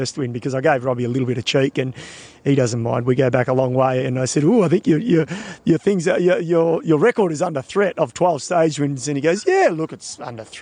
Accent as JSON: {"language": "English", "country": "Australia", "said": "being an Australian"}